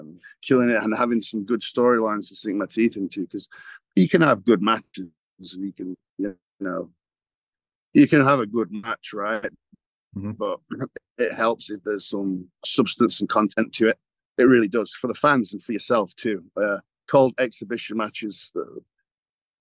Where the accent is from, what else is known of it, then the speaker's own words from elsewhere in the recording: England, United Kingdom; moved away; we're obviously born and raised in England